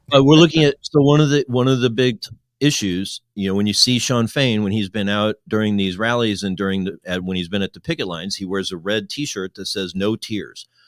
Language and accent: English; Midwest, United States; moved away as an adult; also born or lived in Kentucky; as a Midwesterner